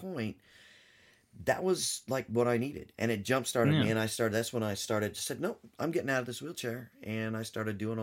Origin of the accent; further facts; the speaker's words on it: California, United States; also born or lived in Alabama / Florida / Georgia; now in Tennessee, United States; I grew up in California, but I've lived all over the country. I've moved around for different reasons.